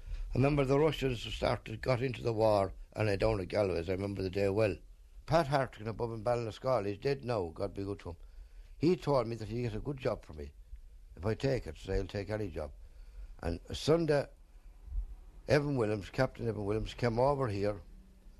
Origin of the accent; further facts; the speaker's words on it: Ireland; also born or lived in England; I'm an Irishman.